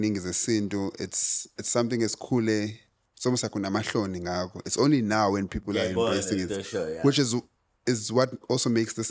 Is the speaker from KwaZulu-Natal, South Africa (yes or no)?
yes; Durban, KwaZulu-Natal, South Africa; now in Cape Town, South Africa; I'm from Durban